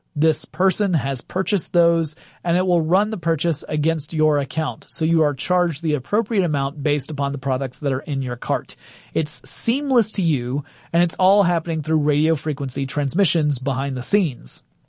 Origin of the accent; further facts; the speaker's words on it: Gainesville, Georgia, United States; moved away; my hometown of Gainesville